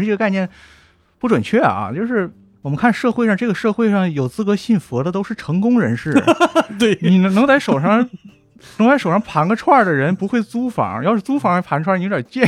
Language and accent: Chinese; Northeast China, China; 因为我是东北人